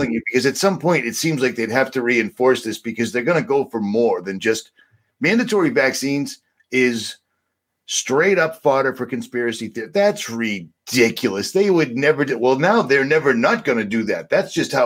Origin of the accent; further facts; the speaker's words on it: United States; I'm an American. I'm actually kind of what you would consider the quintessential American for the most part.